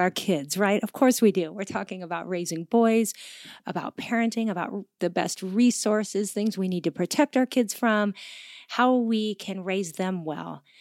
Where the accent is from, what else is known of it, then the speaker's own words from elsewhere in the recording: Gig Harbor, Washington, United States; moved away; Gig Harbor is my hometown